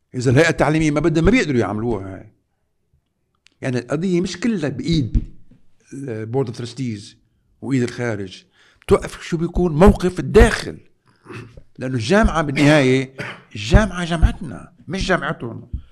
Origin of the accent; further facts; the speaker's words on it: Lebanon; نحن كلبنانيين